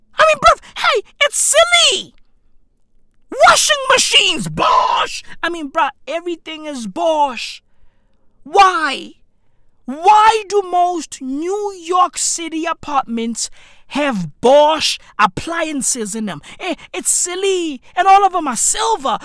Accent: South Africa; I'm from South Africa

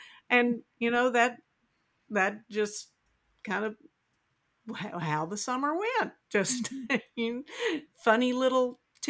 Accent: the South, United States; I'm from the South

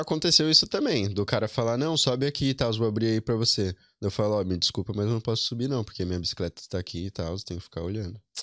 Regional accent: São Paulo, Brazil; moved away as an adult; now in Ireland; Eu sou da, da Zona Norte, do Vila Carolina, o bairro especificamente.

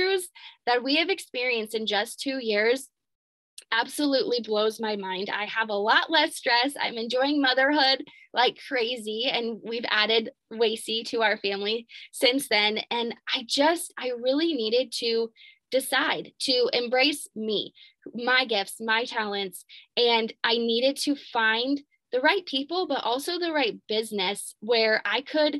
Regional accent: Albia, Iowa, United States; I am from Albia, Iowa, a tiny little town in Iowa.

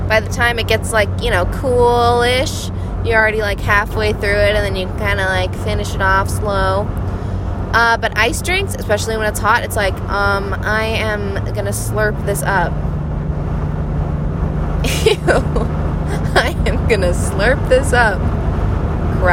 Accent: Hawaii, United States; also born or lived in New York; I grew up in Hawaii

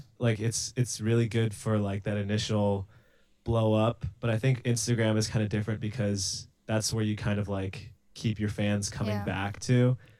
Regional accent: Los Angeles, California, United States; Los Angeles.

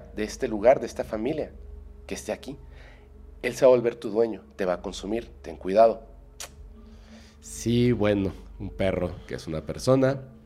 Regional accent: Mexico City, Mexico; now in Mérida, Mexico; Yo soy de aquí, de la Ciudad de México, pero vivo en Mérida

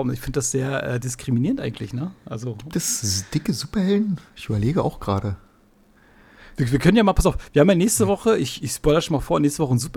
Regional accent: Mecklenburg-Vorpommern, Germany; accent: Mecklenburg; ich letztens meinte eine Kollegin zu mir, mein Mecklenburger Akzent hört man auch raus

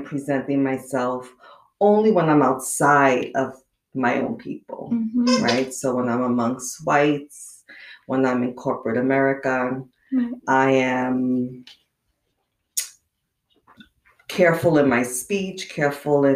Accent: New York City, New York, United States; also born or lived in Inland Empire, California; now in San Diego County, United States; where I was raised in Brooklyn.

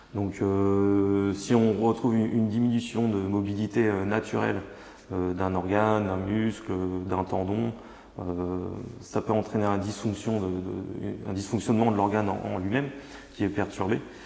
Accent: Changé, France; je me suis installé sur ma ville natale à, Changer, Changé

